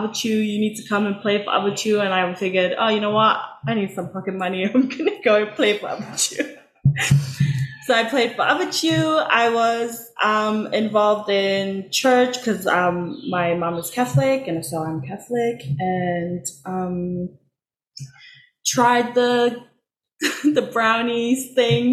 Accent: Cook Islands; moved away as an adult; now in New Zealand; Growing up, I was in the Cook Islands

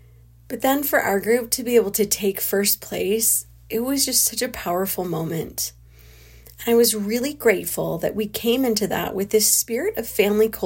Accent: California, United States; moved away; a hotel room in my hometown in California

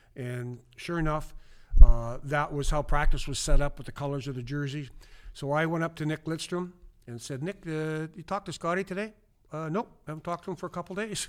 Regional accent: Kindersley, Saskatchewan, Canada; moved away; in my hometown of Kinder City, Saskatchewan, forty-five hundred people, small town in the middle of nowhere

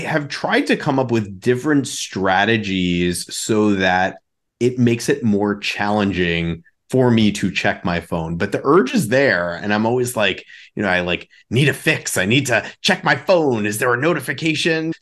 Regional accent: New York, United States; now in Chicago, United States; growing up in New York

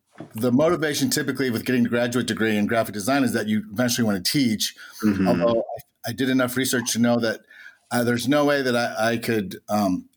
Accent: Florissant, Missouri, United States; But I'm actually from St. Louis. I grew up in Florissant, North County, and all my life.

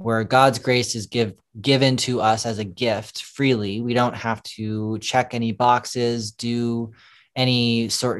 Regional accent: St. Paul, Minnesota, United States; moved away as an adult; now in Los Angeles, United States; born and raised in St. Paul, Minnesota, came to California actually a few years ago

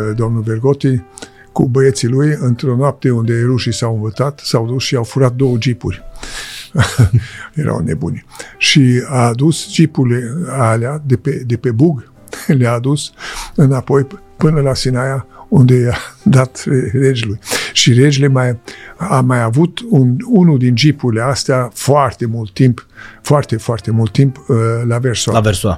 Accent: Popești, Iași County, Romania; moved away; also born or lived in Switzerland; unde m-am născut, uh, la Popești

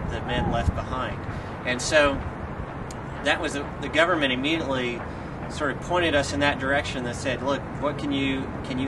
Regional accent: Texas, United States; moved away as an adult; also born or lived in England / Turkey; now in Iraq; I'm from Texas, though I've lived many different places in England, in Turkey, and now in Iraq

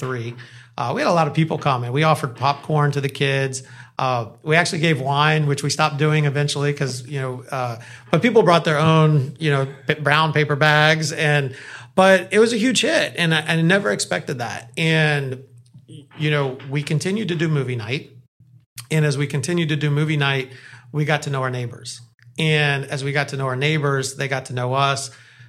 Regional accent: Orlando, Florida, United States; I grew up in Orlando, so I had an amazing childhood

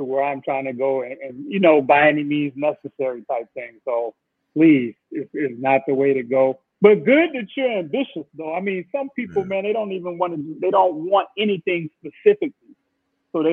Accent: Chicago, Illinois, United States; I was born in Cook County Hospital

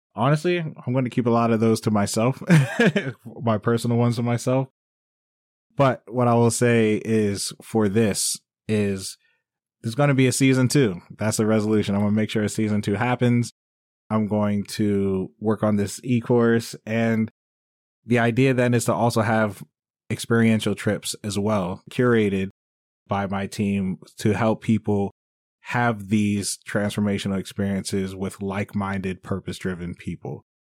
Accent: Maryland, United States; moved away as an adult; also born or lived in Bangkok, Thailand; that's what my home world is, Maryland or the U S. right? Because I'm an American, I grew up here

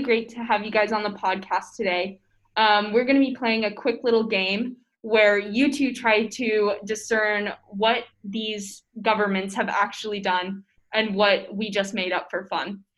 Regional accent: Arizona, United States; I'm a content producer at FPYC, and I'm from Arizona

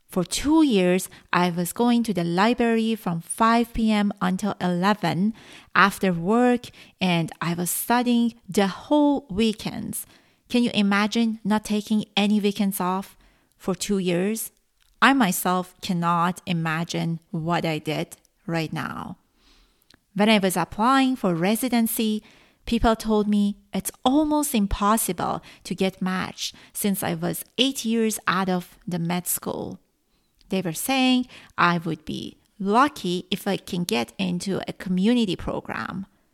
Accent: Iran; first language Persian; English is a second language; Farsi is my mother language, and by now I have 35 episodes out.

